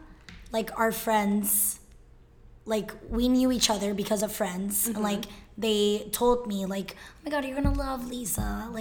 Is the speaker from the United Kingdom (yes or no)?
no; Costa Rica; now in Miami, United States; I am from Costa Rica. I came to Miami and lived here for like 5 years.